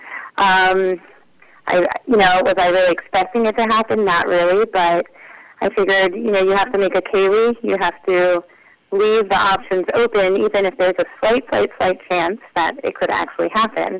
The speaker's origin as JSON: {"language": "English", "town": "Charlotte", "region": "North Carolina", "country": "United States", "tie": "born or raised there", "said": "I am from Charlotte, North Carolina. I was born and raised there"}